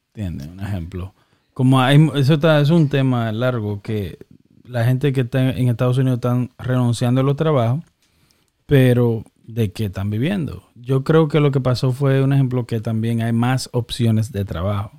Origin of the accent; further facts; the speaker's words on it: Dominican Republic; now in United States; creciendo en República Dominicana